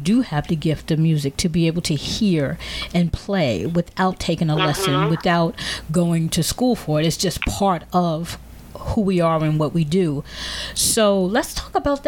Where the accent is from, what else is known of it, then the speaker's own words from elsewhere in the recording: Teaneck, New Jersey, United States; I grew up in Teaneck, New Jersey